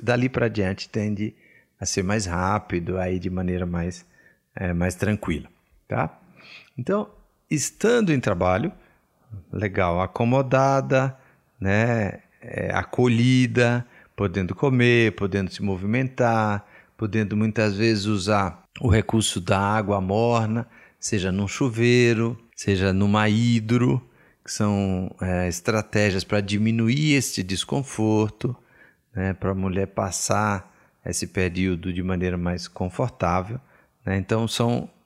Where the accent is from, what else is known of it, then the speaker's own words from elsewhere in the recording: Bahia, Brazil; eu sou baiano